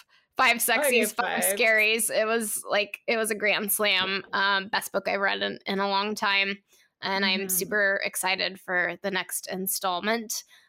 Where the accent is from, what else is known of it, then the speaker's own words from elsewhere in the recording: Redding, California, United States; I'm from Redden. I'm from Redden, California.